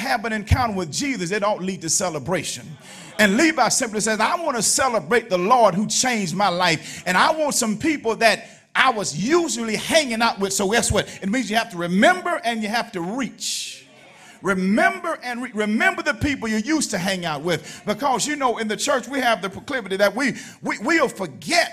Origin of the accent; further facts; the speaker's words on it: Alabama, United States; I'm from Alabama. That's my home, Alabama.